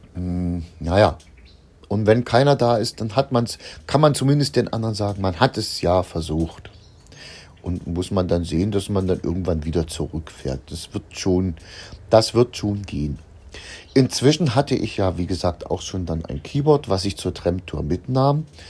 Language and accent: German; Germany; bei uns in der DDR